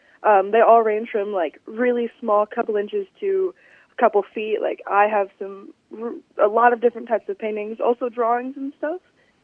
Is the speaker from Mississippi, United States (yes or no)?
yes; South Mississippi, United States; also born or lived in California; I was born in California, but I've lived in South of Mississippi for over 10 years now.